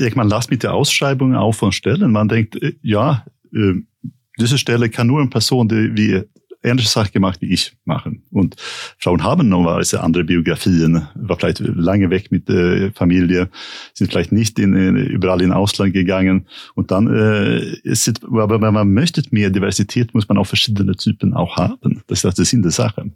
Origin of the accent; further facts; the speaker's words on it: Sweden; German is a second language; now in Germany; für mich als Schwede